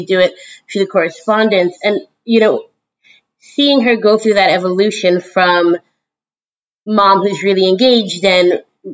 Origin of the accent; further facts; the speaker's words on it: Brookline, Massachusetts, United States; I grew up in Boston, Massachusetts, really right in Brookline.